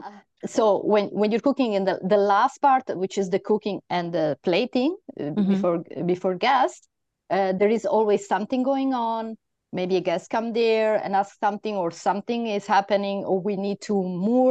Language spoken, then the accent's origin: English; Italy; now in Spain; I'm from Spain, I'm Italian, but I live in Spain